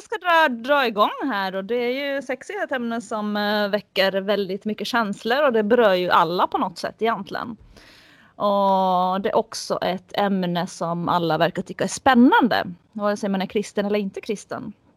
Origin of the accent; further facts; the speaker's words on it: Finland; jag är finlandssvensk